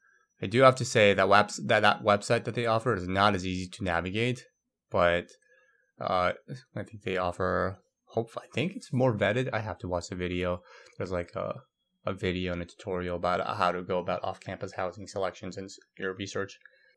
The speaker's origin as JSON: {"language": "English", "country": "Brazil", "tie": "born or raised there", "also_born_or_lived": "Korea", "said": "I grew up in Brazil most of my life, though I was born in Korea."}